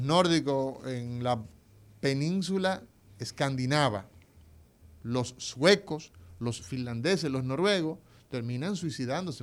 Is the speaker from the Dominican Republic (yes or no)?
yes; Dominican Republic; somos los dominicanos